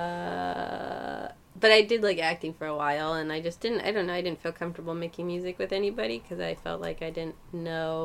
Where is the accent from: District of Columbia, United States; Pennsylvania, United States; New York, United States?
Pennsylvania, United States; Whitehall; Also Pennsylvania, Allentown area, Whitehall technically